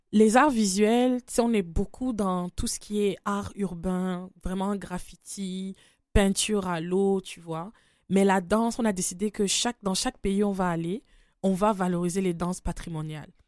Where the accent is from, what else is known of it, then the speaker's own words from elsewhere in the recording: Cameroon; je suis du Cameroun